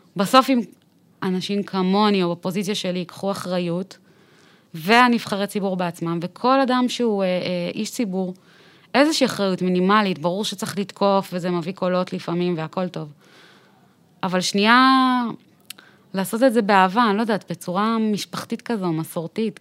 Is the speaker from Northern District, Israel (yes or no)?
no; Tel Aviv, Tel Aviv District, Israel; also born or lived in Bat Yam; גדלתי בצפון תל אביב, בהדר יוסף